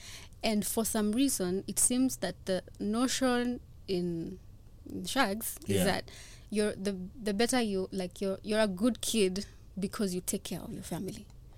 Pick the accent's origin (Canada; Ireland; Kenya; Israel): Kenya; I'm a Kenyan